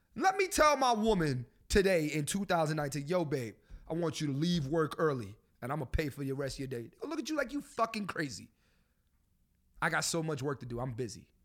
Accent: Philadelphia, Pennsylvania, United States; I'm from Philly.

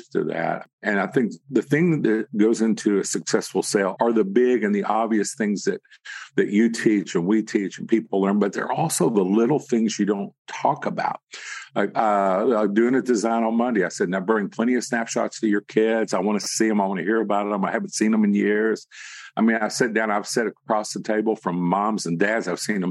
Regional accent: the South, United States; I'm from the South

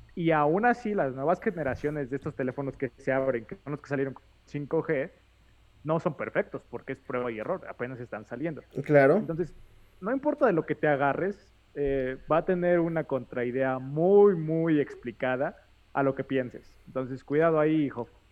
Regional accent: Mexico; como mexicanos chismosos

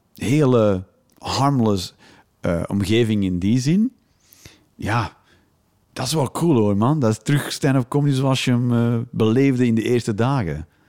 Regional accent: Flanders, Belgium; now in Netherlands; als Vlaming in Nederland

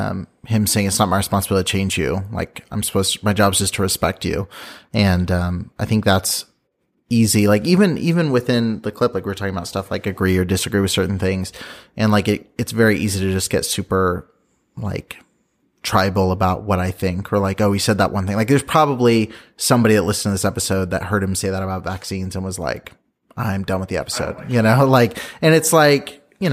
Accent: Midwest, United States; me growing up in a majority white community as a white guy in the Midwest.

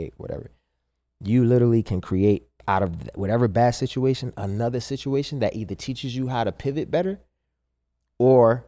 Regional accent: Baltimore, Maryland, United States; moved away; also born or lived in New Jersey; I moved back to Baltimore from Jersey. To just like, yeah, be close to my mom

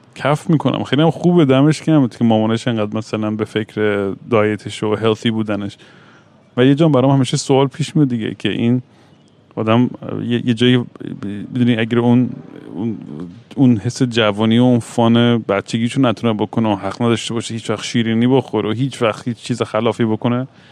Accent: Iran; moved away; also born or lived in Vancouver; تو بچگیمون تو ایران

